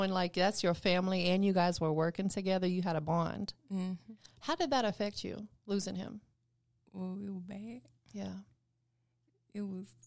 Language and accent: English; Tampa, Florida, United States; now in Atlanta, United States; Where you from? I'm from Tampa.